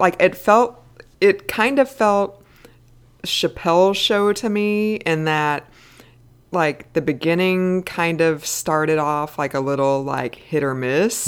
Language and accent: English; American Midwest, United States; I grew up in the American Midwest where we did not have the C B C